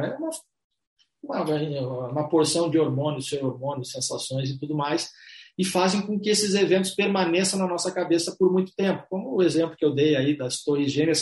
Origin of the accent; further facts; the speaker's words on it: Brazil; somos brasileiros, latinos, carinhosos, atenciosos